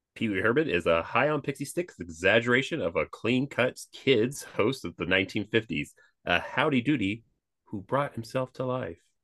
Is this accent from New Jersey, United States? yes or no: no; Kentucky, United States; growing up in Kentucky